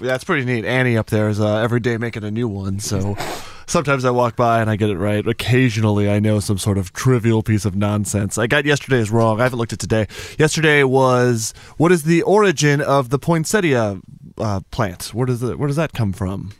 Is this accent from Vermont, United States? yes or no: no; Albuquerque, New Mexico, United States; I'm from Albuquerque, New Mexico